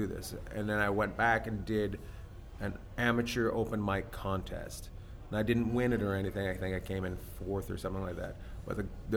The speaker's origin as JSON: {"language": "English", "town": "Terrace", "region": "British Columbia", "country": "Canada", "tie": "born or raised there", "also_born_or_lived": "Vancouver, Canada / New York, United States", "moved": "as an adult", "said": "I grew up in the middle of nowhere"}